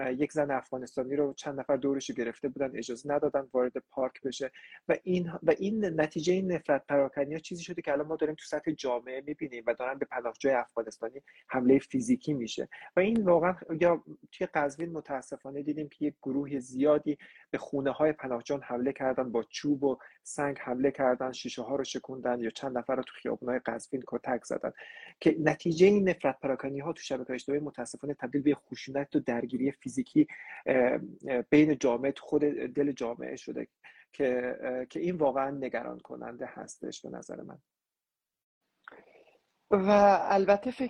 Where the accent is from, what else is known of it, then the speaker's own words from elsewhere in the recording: Iran; خود من به عنوان نسل دومی که توی ایران به دنیا اومدم و زندگی میکنم